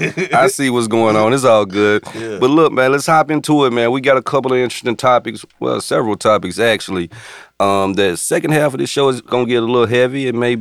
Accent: Memphis, Tennessee, United States; and I'm from Memphis.

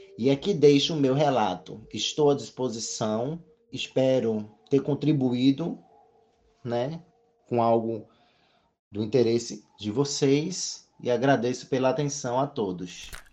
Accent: Recife, Pernambuco, Brazil; Moro aqui no Nordeste, sou do Recife

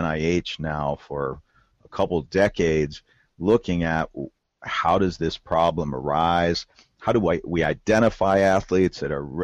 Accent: Southwest Ohio, United States; moved away as an adult; now in Kentucky, United States; I'm from the Southwest Ohio. I'm actually a lifelong Ohio-Tuckian, and I was born in Ohio. We always had a farm in Kentucky. Now I have a farm in Kentucky, and I live in Kentucky

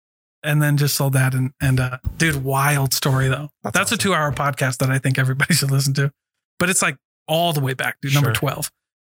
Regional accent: Hawaii, United States; And I'm also Hawaiian.

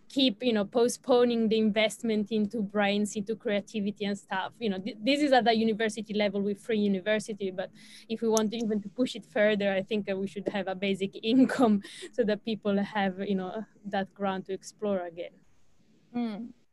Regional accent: Switzerland; now in Australia; I'm from Switzerland originally

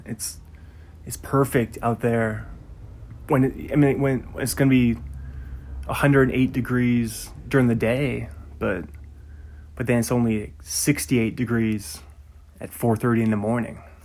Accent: Bothell, Washington, United States; also born or lived in Pullman, Washington; where I grew up in Bothell

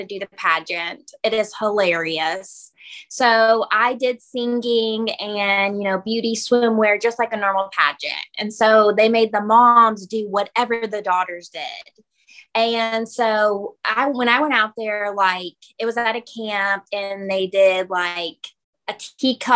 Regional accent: Kentucky, United States; I'm from Kentucky

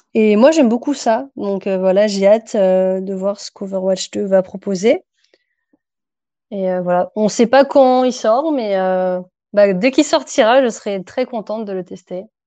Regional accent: France; also born or lived in Paris region; je suis française

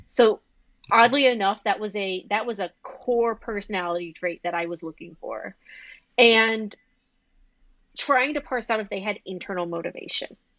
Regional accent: the South, United States; moved away as an adult; now in Iowa, United States; I'm from the South. I've never lived in snow.

